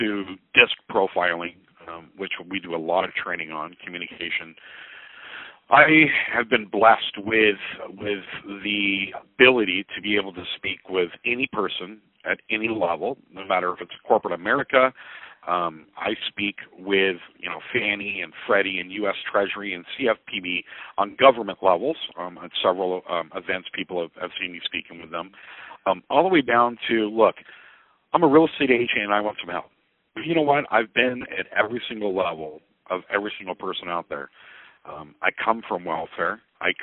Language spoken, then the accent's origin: English; Oceanside, California, United States; moved away as an adult; also born or lived in San Diego, California; now in Fairview Heights, United States; I was born and raised in Oceanside, California